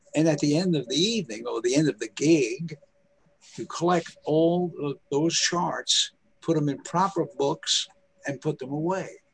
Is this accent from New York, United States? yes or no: yes; New York City, New York, United States; I lived on the streets in Harlem. I'm from Harlem in New York